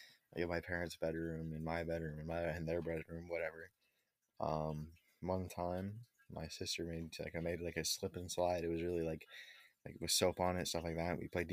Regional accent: Milton, Vermont, United States; also born or lived in Burlington; All right, I was born in Burlington at the hospital that used to be Fellow Child and Healthcare on October 15th, 2006. I was 9 pounds, 14 ounces when I was born, so pretty heavy. I grew up in Milton with my mom, dad, my brother, and sister.

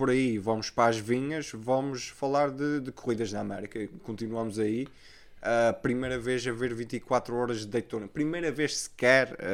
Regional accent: Azores, Portugal; a minha terra é os Açores

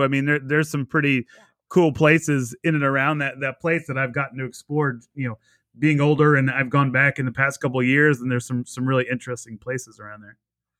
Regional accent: New York, United States; born there; I was born in New York and my dad's from New Jersey, so I've spent a lot of time out there

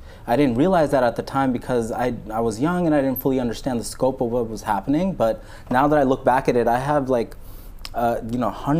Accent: New York, United States; I grew up in New York in Coney Island. So I grew up like around Neptune Avenue. So it's a big Pakistani community there, and there's two masjids like in like a close radius.

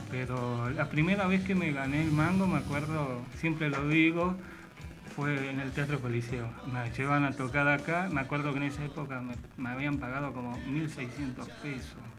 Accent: Temperley, Buenos Aires Province, Argentina; Yo soy de acá del Temperley.

